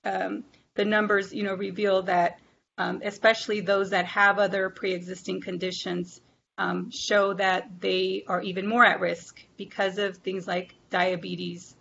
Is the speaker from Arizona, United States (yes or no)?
yes; Arizona, United States; moved away as an adult; now in Pennsylvania, United States; in Arizona, my home state